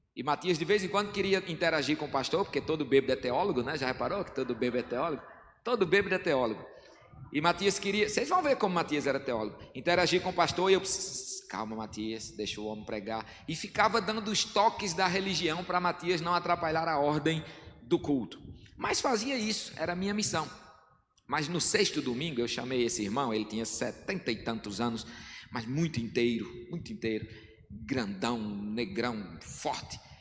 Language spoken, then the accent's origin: Portuguese; sertão of Rio Grande do Norte, Brazil; como um bom nordestino sertanejo do sertão do Rio Grande do Norte